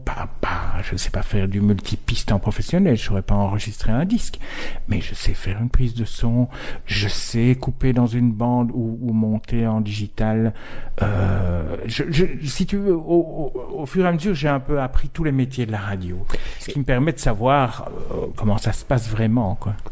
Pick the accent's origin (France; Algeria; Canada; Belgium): Belgium; Verviers, Wallonia; accent: Verviers; now in Brussels, Belgium; ça fait 30 ans que j'habite à Bruxelles et j'ai toujours des intonations d'accent de vervier.